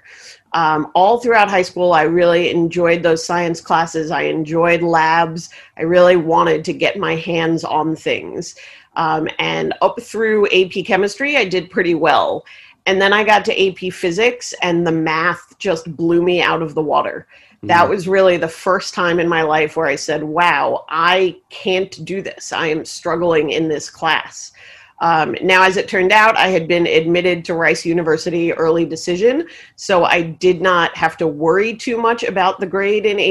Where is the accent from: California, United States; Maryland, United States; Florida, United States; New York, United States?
New York, United States; New York City; So I was born and raised in New York City. I actually grew up in Queens, but went to high school in Manhattan